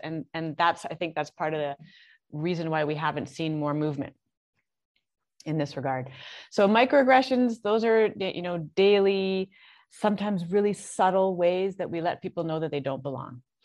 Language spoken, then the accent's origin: English; Canada; moved away as an adult; also born or lived in Toronto; now in Barbados; I'm Canadian. I'm in I'm in Barbados